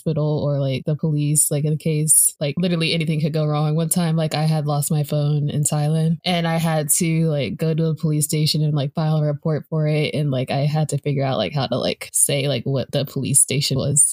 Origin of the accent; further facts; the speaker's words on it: United States; being an American speaking English